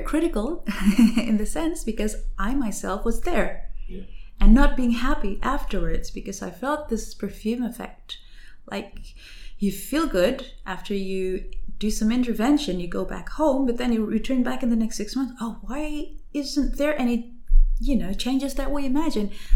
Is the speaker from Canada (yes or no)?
no; West Java, Indonesia; English is a second language; moved away as an adult; also born or lived in Australia / Jakarta; now in Germany; I was brought up in an area in West Java, and then I now work in Jakarta.